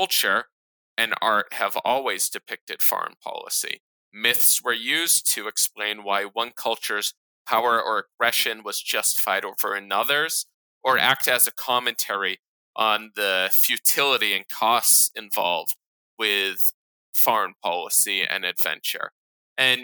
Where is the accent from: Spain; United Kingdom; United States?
United States; grow up, I believe, as an American Jew